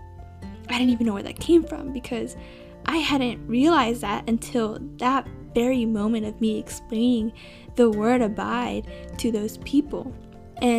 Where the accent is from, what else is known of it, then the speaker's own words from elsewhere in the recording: California, United States; I'm from California